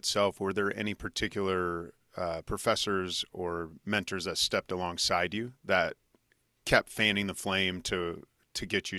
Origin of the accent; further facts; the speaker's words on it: Junction City, Kansas, United States; I grew up in Junction City, Kansas.